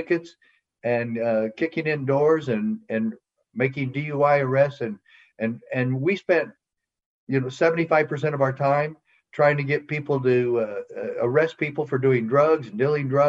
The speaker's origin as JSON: {"language": "English", "town": "Safford", "region": "Arizona", "country": "United States", "tie": "born or raised there", "also_born_or_lived": "Utah", "moved": "as an adult", "said": "I hadn't lived in Safford, Arizona, Graham County, for 12 years"}